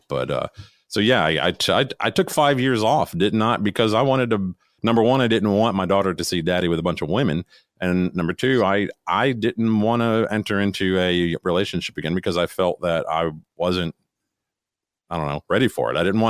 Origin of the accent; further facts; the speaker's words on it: Florida, United States; moved away as an adult; back when I was 18, I moved here from Florida. I had to switch high schools.